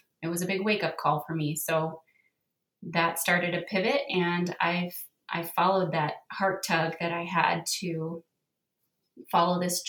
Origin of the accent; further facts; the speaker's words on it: Southern California, United States; moved away as an adult; also born or lived in northern Utah; now in Utah, United States; I grew up in Southern California